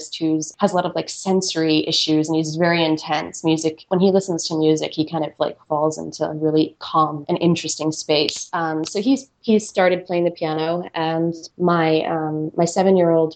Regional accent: United States; I grew up right outside of New York City

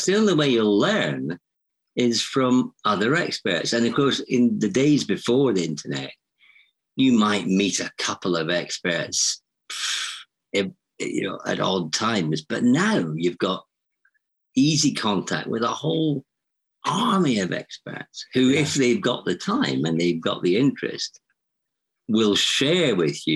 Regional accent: Edinburgh, Scotland, United Kingdom; I grew up in Edinburgh

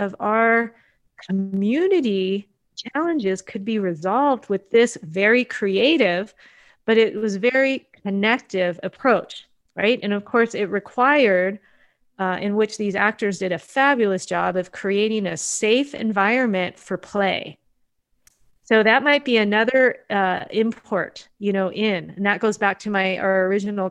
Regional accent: United States; as a Japanese third generation Japanese American

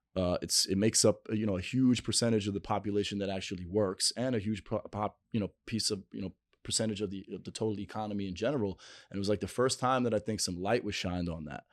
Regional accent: New York City, New York, United States; on eightieth and first, uh, Ave

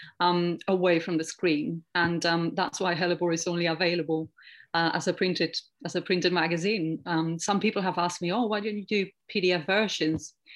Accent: Spain; now in England; I grew up in Spain

